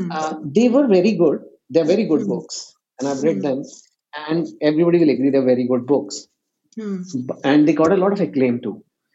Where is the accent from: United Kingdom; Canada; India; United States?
India; And to me, that level, that is where I feel, yes, I can say I'm an Indian writer.